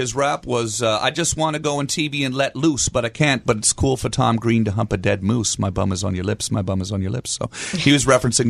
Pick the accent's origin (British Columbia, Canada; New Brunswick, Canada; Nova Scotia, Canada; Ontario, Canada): Ontario, Canada; Ottawa; I'm Canadian. I'm from Ottawa